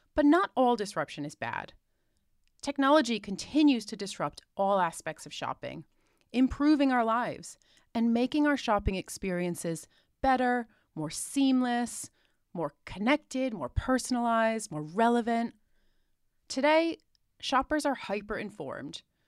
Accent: United States; moved away as an adult; now in United Kingdom; I'm American by birth, but have lived in the U K for nearly half my life now

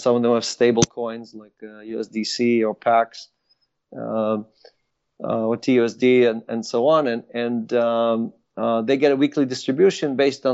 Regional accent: Israel; English is a second language; moved away as an adult; also born or lived in Ukraine; now in United States; I was born in Ukraine, grew up in Israel

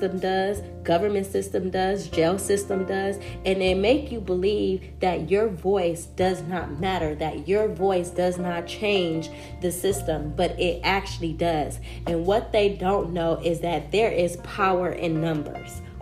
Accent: Compton, California, United States; I come from Compton, California.

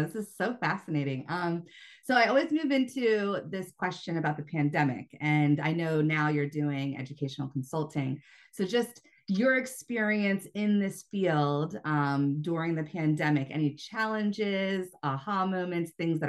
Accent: United States; also born or lived in China; being an American teaching abroad

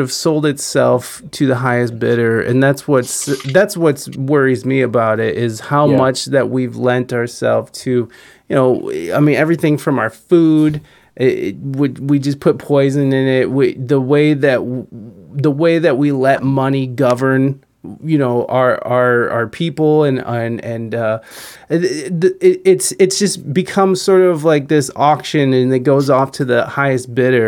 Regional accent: United States; I enjoyed being an American as a kid

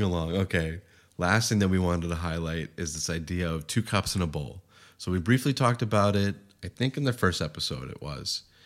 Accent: Boston, Massachusetts, United States; now in San Diego, United States; in Boston where I grew up

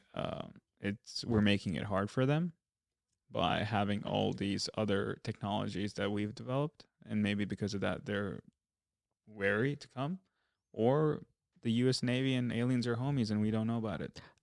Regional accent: India; we're Indian.

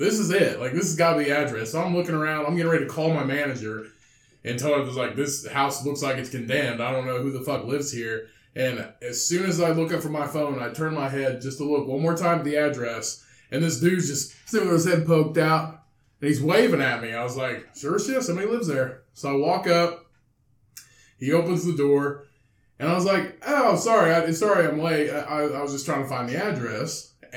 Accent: Bedford, Indiana, United States; also born or lived in Vincennes, Indiana; we're from Bedford

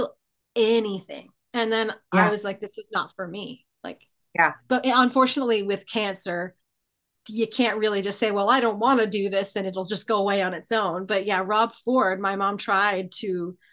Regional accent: Toronto, Ontario, Canada; where are you from? And I'm like, Toronto.

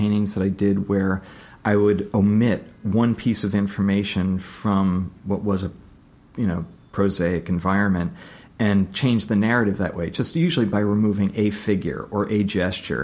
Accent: New York, United States; I was raised in New York

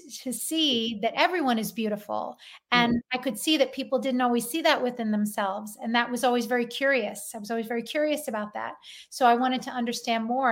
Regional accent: Philadelphia, Pennsylvania, United States; You can tell I'm from Philadelphia

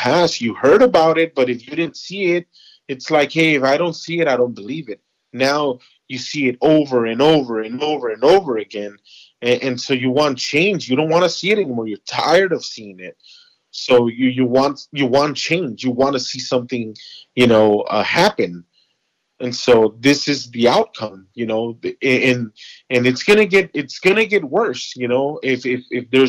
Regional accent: Los Angeles, California, United States; I grew up in Los Angeles

